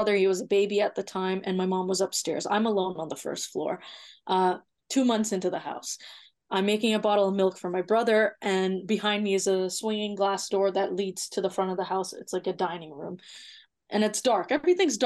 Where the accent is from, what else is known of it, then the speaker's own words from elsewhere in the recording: Toronto, Ontario, Canada; also born or lived in Mississauga; I'm born and raised in Toronto